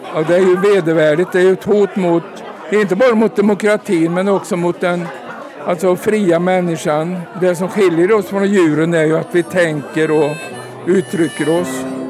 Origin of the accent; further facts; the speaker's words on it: Värmland, Sweden; hemma i Värmland